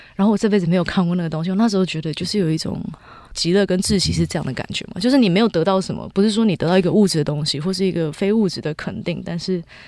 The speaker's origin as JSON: {"language": "Chinese", "country": "Taiwan", "tie": "born or raised there", "said": "我从小在新庄长大， 我的生活环境就是一个大城市"}